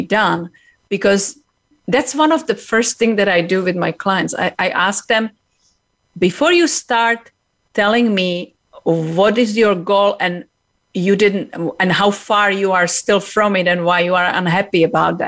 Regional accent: Czechia; now in United States; I came from Czech Republic. I was actually born in communism.

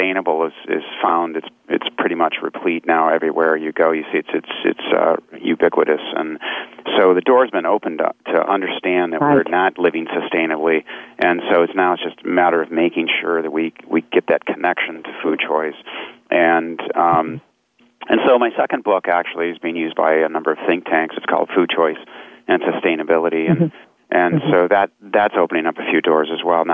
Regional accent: Michigan, United States; I grew up in Michigan in the Midwest

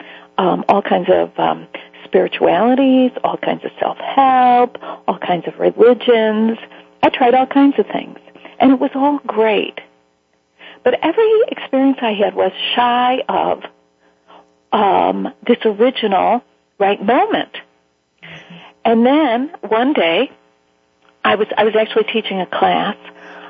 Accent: Chicago, Illinois, United States; I'm from Chicago

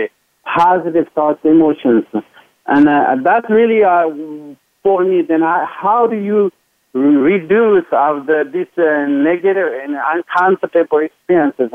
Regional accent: Tibet, China; moved away; growing up in Tibet

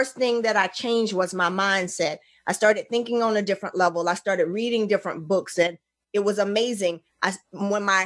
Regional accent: Montgomery, Alabama, United States; also born or lived in Union Springs, Alabama / Troy, Alabama; I'm originally from Montgomery, and I spent a lot of times in Union Springs

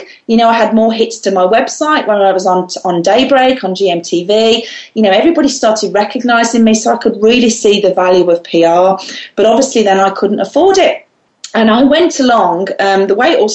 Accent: Solihull, West Midlands, United Kingdom; I'm from the West Midlands in the UK, a place called Solihull

